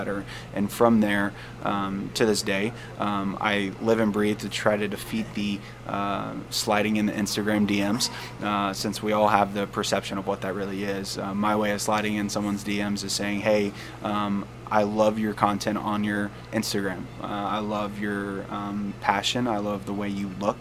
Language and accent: English; Nashville, Tennessee, United States; moved away as an adult; now in Quad Cities, United States; I'm not originally from here. I'm from Nashville, Tennessee originally. Moved to the Quad Cities about 2 years ago.